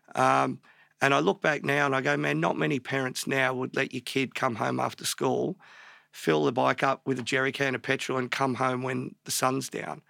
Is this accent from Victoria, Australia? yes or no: yes; Melbourne, Victoria, Australia; born in Melbourne, born in Pants Hospital in Northcote in, like, early seventies